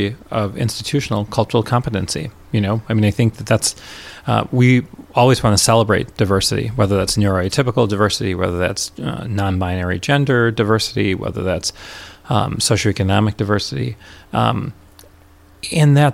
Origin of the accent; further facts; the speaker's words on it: Rochester, New York, United States; moved away as an adult; also born or lived in Richmond, Indiana / Washington, D.C.; now in Minneapolis, United States; I grew up in Rochester, New York